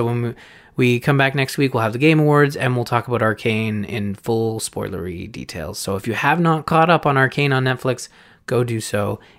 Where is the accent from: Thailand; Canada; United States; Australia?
Canada; I'm Canadian.